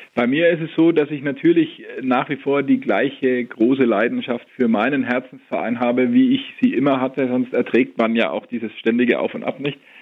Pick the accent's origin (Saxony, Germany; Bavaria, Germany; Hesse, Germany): Bavaria, Germany; Nuremberg; Ich bin in Nürnberg geboren und aufgewachsen